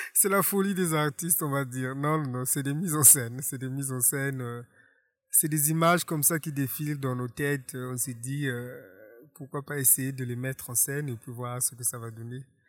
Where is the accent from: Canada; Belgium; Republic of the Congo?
Republic of the Congo; Je suis né en Kaï, ici en République du Congo, en 1976